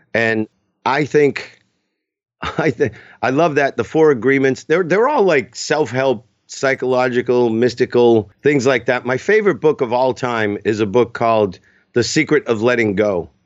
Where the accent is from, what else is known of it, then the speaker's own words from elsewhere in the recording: Boston, Massachusetts, United States; also born or lived in Los Angeles; now in New Hampshire, United States; I grew up in Boston. I live in New Hampshire